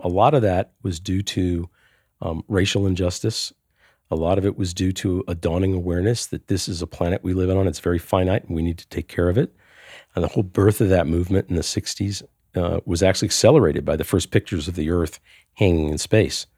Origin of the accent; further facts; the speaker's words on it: New Orleans, Louisiana, United States; my hometown in New Orleans, the tides go up and down every day